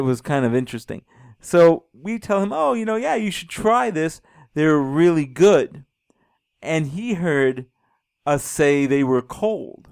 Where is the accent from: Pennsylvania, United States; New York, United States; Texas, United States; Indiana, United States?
New York, United States; New York City; now in Colorado, United States; I grew up in New York City, about six miles away from the beach